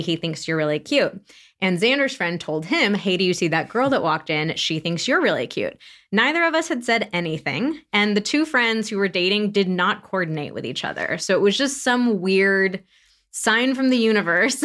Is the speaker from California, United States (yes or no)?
yes; Santa Barbara, California, United States; moved away; also born or lived in San Francisco; I am thirty-nine and from Santa Barbara, California, which we just moved back to last year